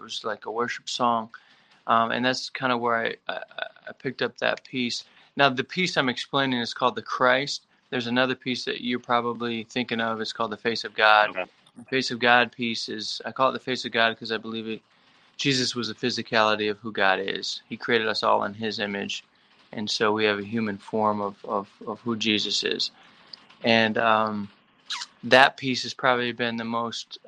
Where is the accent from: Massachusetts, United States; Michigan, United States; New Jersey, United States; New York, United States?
Michigan, United States; Perry; I grew up in Michigan, a little town called Perry between Lansing and Flint